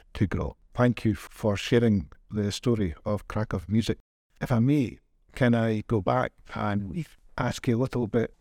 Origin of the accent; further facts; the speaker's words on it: Scotland, United Kingdom; accent: Scottish; now in Kraków, Poland; I'm Scottish, as people probably guess with accent